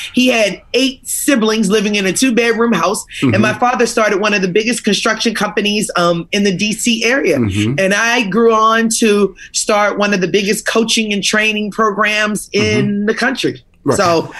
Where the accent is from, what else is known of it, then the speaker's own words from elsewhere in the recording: Fort Washington, Maryland, United States; Born and raised in Washington, D.C., You know, outside of it, a small town, Fort Washington, Maryland, had big dreams and big goals.